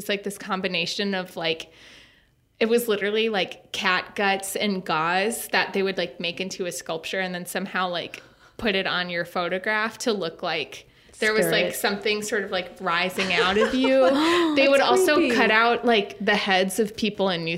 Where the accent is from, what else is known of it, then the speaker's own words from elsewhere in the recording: Minnesota, United States; accent: thick Minnesota; I had like a thick Minnesota accent that I would try to speak Spanish